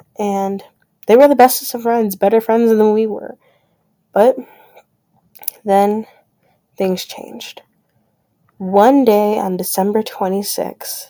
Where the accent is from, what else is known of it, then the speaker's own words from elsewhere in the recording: Grand Rapids, Michigan, United States; I grew up in Grand Rapids, Michigan